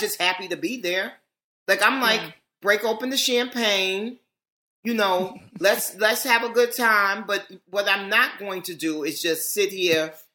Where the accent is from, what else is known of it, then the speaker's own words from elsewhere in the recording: New York City, New York, United States; I'm born and raised in New York and, this is my town